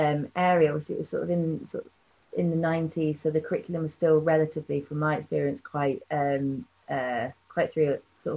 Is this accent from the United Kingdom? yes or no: yes; London, United Kingdom; moved away as an adult; now in York, United Kingdom; growing up in London